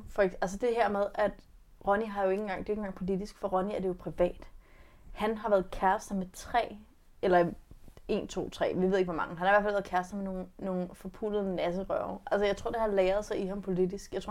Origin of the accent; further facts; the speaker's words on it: West Jutland, Denmark; Jeg er fra Vestjylland.